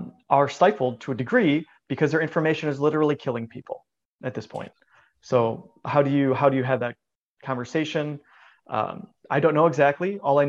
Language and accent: English; United States; as a American myself